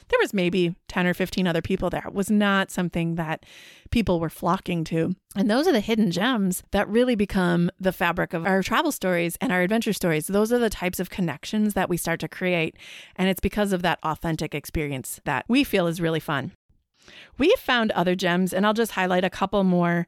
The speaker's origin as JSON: {"language": "English", "region": "Wisconsin", "country": "United States", "said": "I'm from Wisconsin"}